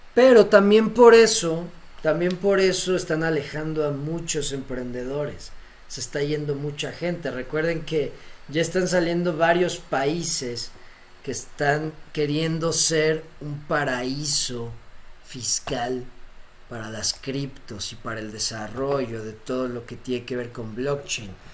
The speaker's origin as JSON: {"language": "Spanish", "country": "Mexico", "said": "siendo mexicano"}